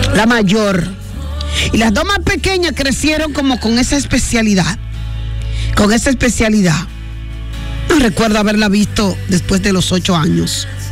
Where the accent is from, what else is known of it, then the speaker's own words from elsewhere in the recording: Dominican Republic; en el puerto, lugar de donde soy